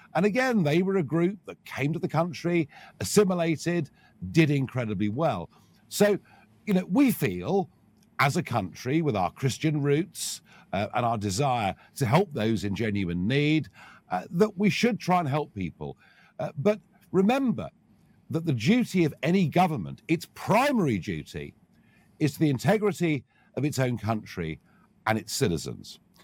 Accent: United Kingdom

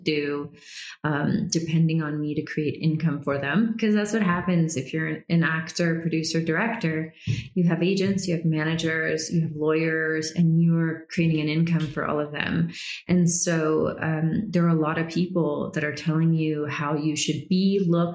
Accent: United States; also born or lived in Georgia, United States / Florida, United States / Brazil; growing up in Georgia and Florida

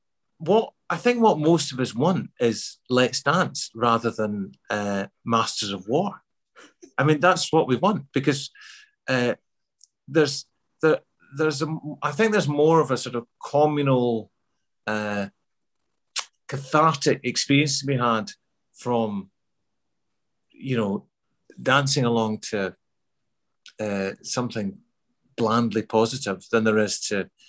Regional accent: Glasgow, Scotland, United Kingdom; accent: Glasgow; also born or lived in Midlands, England; I moved back to Glasgow in the mid-70s, I didn't feel like I fitted in at all. You know, I had to change my accent back because I had a Midlands accent when I was a kid. So I had to sort of change that back to a Glasgow accent

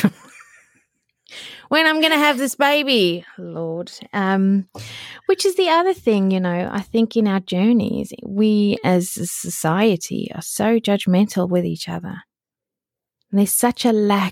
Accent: South Africa; It was in the middle of the country of South Africa. It wasn't Texas, but it was like in the middle of the country, right? And we spoke Afrikaans there, even though I went to an English school. So I grew up fully bilingual

